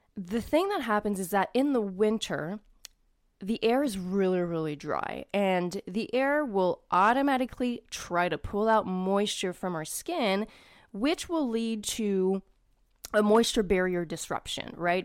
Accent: Canada; I'm Canadian

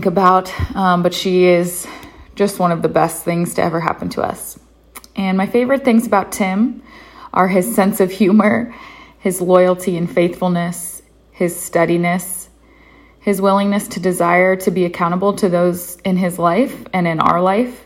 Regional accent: Columbus, Ohio, United States; moved away as an adult; now in Waynesburg, United States; I'm originally from Columbus, Ohio.

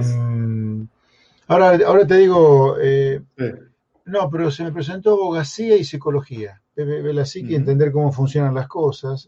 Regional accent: Pergamino, Buenos Aires Province, Argentina; moved away as an adult; now in San Isidro, Argentina; el Pergamino que yo viví desde que nací hasta que me fui a hacer la colimba, 17 años, ponerle casi 18

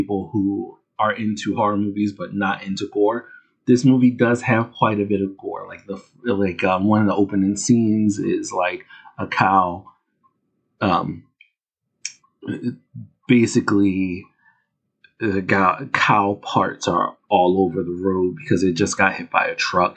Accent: Philadelphia, Pennsylvania, United States; I'm from Philadelphia. I go to South Street every now and then

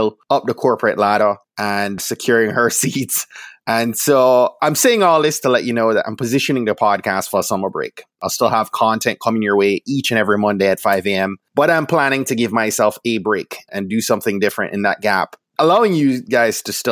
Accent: Jamaica; also born or lived in Florida; now in DC area, United States; I grew up in Jamaica, lived in Florida, and met my wife in Florida

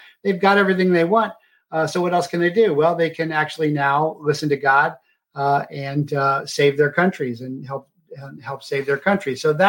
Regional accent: United States; Now, I'm an American.

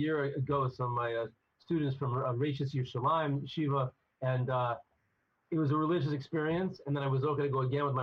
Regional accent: United States; I'm definitely an American boy

